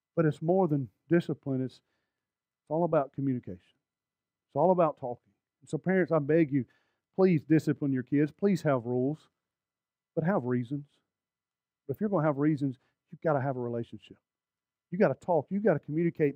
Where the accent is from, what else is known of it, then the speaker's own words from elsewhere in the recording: Alabama, United States; I'm from Alabama